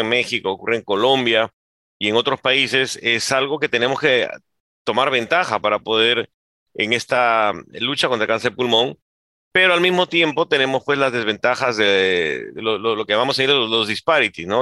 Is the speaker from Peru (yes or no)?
yes; Peru; en mi país, en Perú